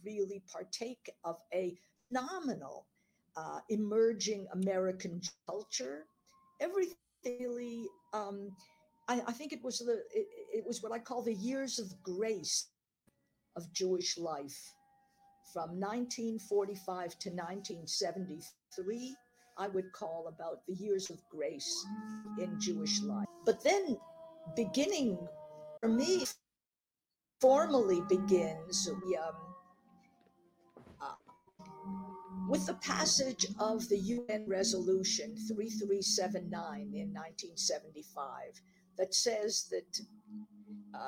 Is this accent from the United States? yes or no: no; Canada; born or raised there; also born or lived in East Central Europe